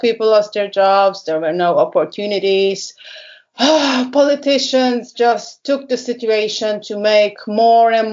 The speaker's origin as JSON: {"language": "English", "region": "Budapest", "country": "Hungary", "tie": "born or raised there", "also_born_or_lived": "Germany", "said": "I lived a couple of years in Germany, but I moved back to my hometown, Budapest, which is the capital of Hungary"}